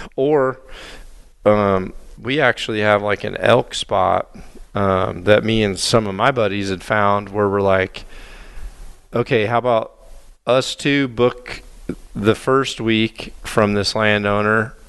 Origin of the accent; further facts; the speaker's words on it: Mississippi, United States; moved away; also born or lived in northern Illinois / southern Wisconsin; growing up in Mississippi hunting in tree stands